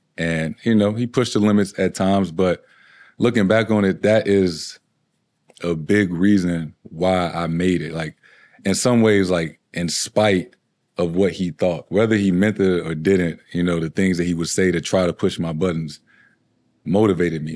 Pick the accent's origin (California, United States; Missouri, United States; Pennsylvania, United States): Missouri, United States; St. Louis; moved away as an adult; now in Boston, United States; Growing up in Saint Louis